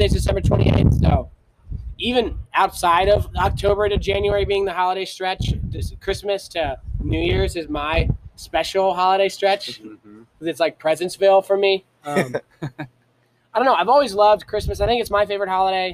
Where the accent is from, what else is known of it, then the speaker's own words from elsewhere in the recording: Ohio, United States; growing up in Ohio